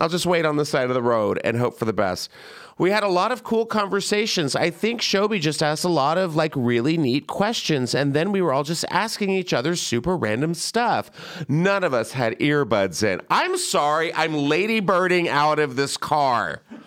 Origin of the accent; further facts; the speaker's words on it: California, United States; I'm from California